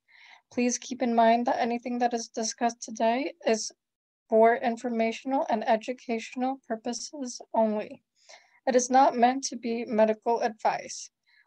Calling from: Temecula, California, United States; My family is from Pangasinan, and I am currently streaming from Temecula.

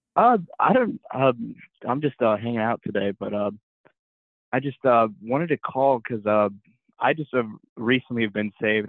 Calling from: Columbus, Ohio, United States; I'm calling in from Columbus, Ohio

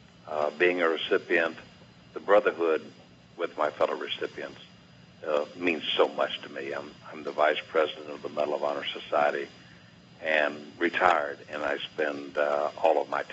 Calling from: St. Pete Beach, Florida, United States; Calling in from St. Pete Beach, Florida.

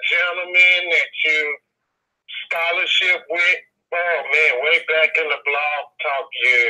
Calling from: St. Louis, Missouri, United States; I'm calling from St. Louis.

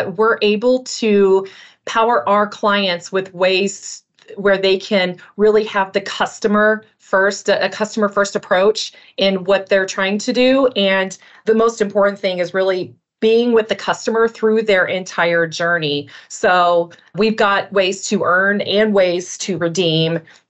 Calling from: Minnesota, United States; I am joining you from the Twin Cities of Minnesota.

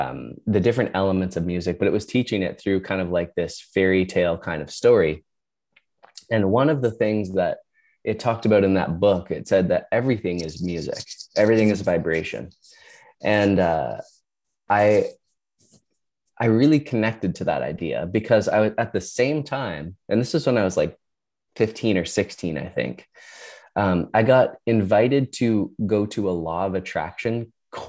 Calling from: Ontario, Canada; I am in Ontario, Canada. So a couple hours north of Toronto.

